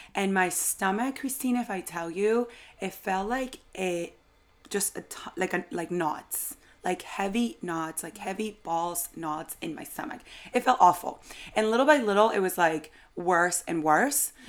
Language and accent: English; Venezuela; moved away as an adult; now in New York, United States; so I've lived in New York for about eight years, but I was born in Venezuela